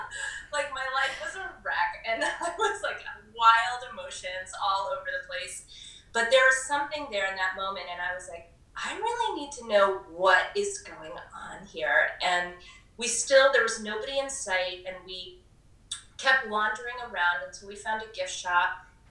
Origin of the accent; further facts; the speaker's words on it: New York City, New York, United States; Woodstock is this, like, small little mountain town, and I'm from New York City at the time. I had a, you know, heavier accent than I do now.